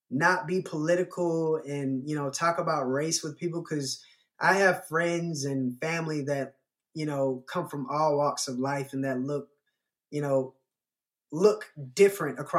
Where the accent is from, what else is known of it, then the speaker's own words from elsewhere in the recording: the South, United States; I guess growing up in the South, uh, more so than the North, it's racism has always been prominent.